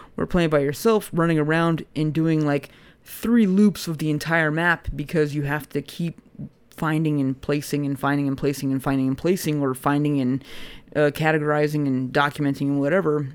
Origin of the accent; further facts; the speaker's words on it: United States; as an American